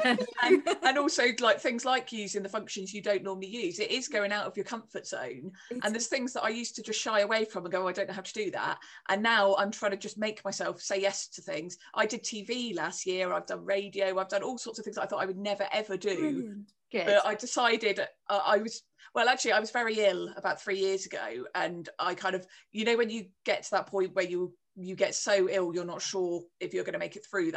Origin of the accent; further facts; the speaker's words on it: Cornwall, South West England, United Kingdom; I'm Cornish